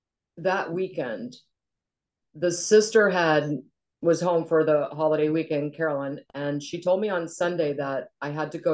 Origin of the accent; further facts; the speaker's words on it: Cincinnati, Ohio, United States; also born or lived in Goffstown, New Hampshire / Chicago; we moved to Cincinnati, Ohio when I was about three. My childhood in Cincinnati was outstanding. It was in the suburbs of Cincinnati. We were about 45 minutes from downtown.